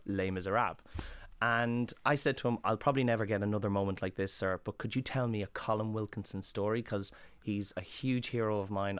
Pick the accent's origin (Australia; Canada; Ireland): Ireland; moved away as an adult; also born or lived in London; growing up in Ireland